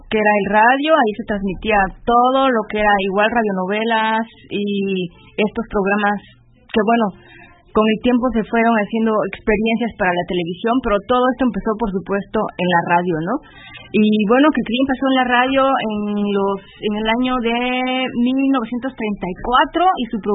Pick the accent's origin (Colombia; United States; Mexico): Mexico; born or raised there; now in Germany